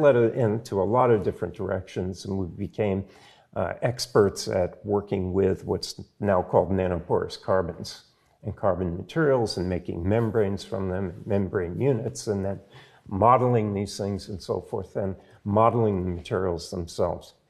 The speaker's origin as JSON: {"language": "English", "town": "Providence", "region": "Rhode Island", "country": "United States", "tie": "born or raised there", "said": "I grew up in Providence"}